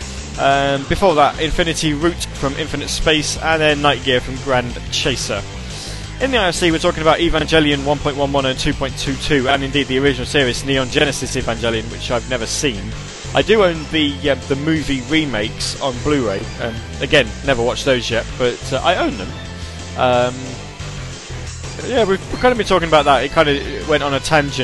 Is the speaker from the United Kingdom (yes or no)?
yes; United Kingdom; being British